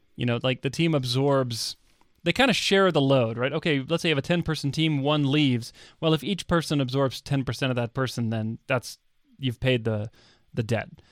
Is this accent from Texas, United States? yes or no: yes; Texas, United States; moved away; I grew up in Texas